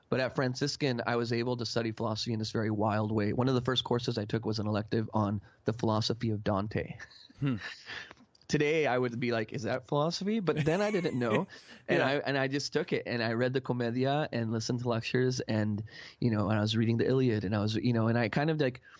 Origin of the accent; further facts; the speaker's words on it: Mexico; I grew up playing soccer in Mexico on the streets